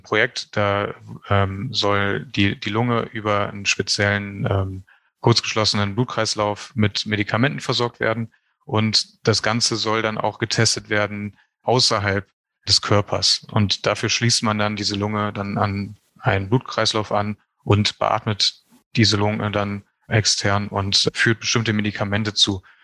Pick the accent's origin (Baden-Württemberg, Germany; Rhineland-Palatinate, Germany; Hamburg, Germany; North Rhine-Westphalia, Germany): North Rhine-Westphalia, Germany; Neuss; moved away as an adult; now in Berlin, Germany; ich bin in Neuss geboren und groß geworden. Das ist in der Nähe von Düsseldorf